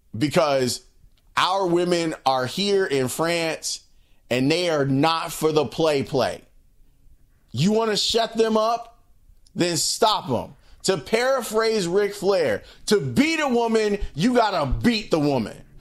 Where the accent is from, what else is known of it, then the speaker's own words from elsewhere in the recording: United States; me as an American